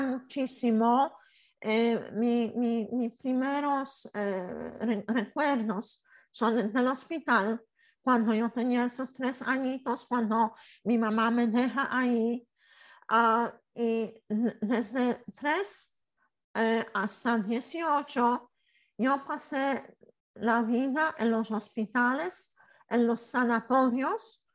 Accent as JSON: {"language": "Spanish", "country": "Poland", "second_language": "Spanish", "said": "soy polaca"}